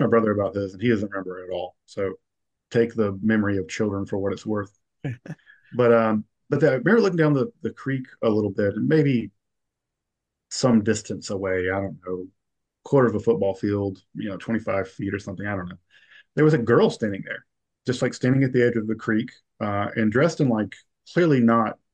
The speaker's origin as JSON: {"language": "English", "region": "the South", "country": "United States", "moved": "yes", "lives_now": "Midwest, United States", "said": "as a Southerner living in the Midwest"}